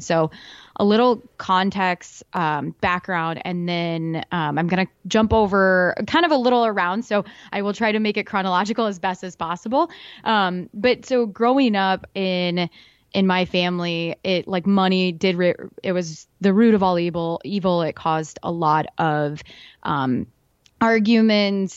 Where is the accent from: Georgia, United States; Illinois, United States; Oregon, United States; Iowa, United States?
Iowa, United States; I'm from Iowa